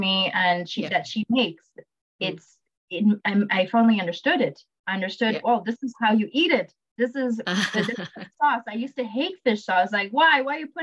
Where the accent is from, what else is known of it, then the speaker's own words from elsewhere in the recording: Montreal, Quebec, Canada; I'm born in Montreal. I am raised in Montreal